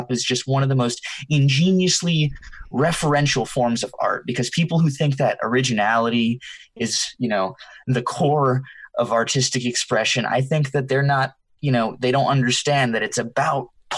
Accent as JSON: {"language": "English", "region": "the South", "country": "United States", "tie": "born or raised there", "said": "I'm Hispanic, but I was raised in the South"}